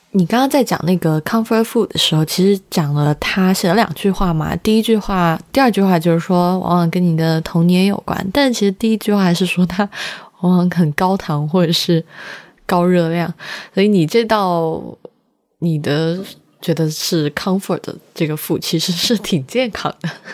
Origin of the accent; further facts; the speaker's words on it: Chengdu, Sichuan, China; now in Beijing, China; 我是四川人嘛